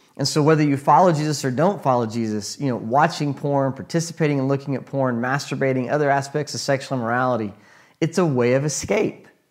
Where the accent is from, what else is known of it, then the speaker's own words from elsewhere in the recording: United States; as an American